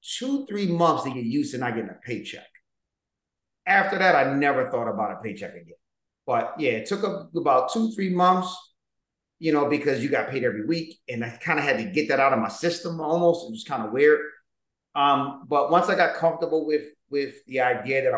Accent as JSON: {"language": "English", "town": "Philadelphia", "region": "Pennsylvania", "country": "United States", "tie": "born or raised there", "said": "I was raised in Southwest. I actually bought my parents' home"}